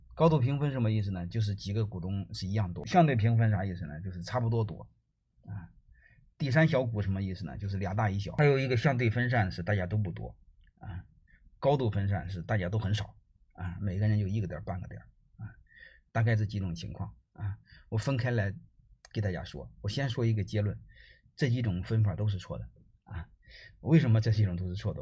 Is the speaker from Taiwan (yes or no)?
no; China; 我们中国人